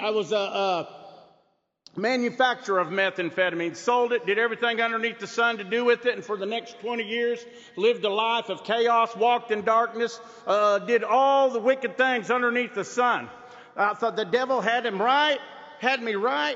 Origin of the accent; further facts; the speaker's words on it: Muscogee Reservation, Oklahoma, United States; I'm from the Muskogee Reservation in Oklahoma